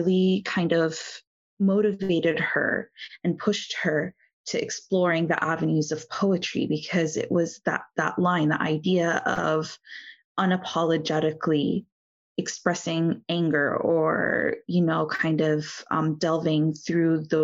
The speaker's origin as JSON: {"language": "English", "country": "United States", "tie": "born or raised there", "said": "being born and raised in the United States"}